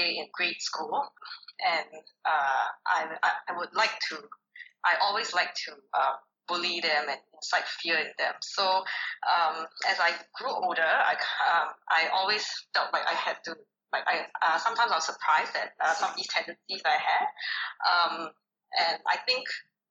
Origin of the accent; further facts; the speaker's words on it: Singapore; I'm actually an immigrant, but I grew up in Singapore